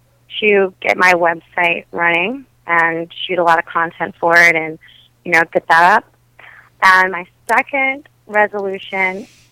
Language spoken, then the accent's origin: English; Wisconsin, United States; accent: Wisconsin; I know you like my Wisconsin accent.